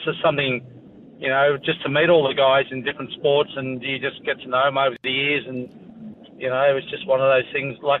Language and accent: English; Queanbeyan, New South Wales, Australia; I grew up in Queanbeyan, 21,000 people.